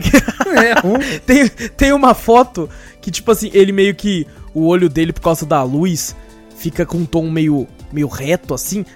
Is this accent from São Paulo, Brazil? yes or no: yes; São José dos Campos, São Paulo, Brazil; A gente é de São José dos Campos